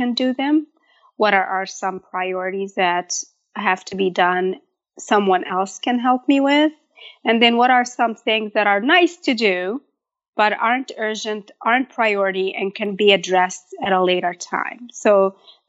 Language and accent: English; Egypt; moved away as an adult; also born or lived in Michigan, United States; now in United States; I was born and raised in Egypt. I probably moved to the States at age 18 to attend college in Michigan, and I got married and kind of just stayed.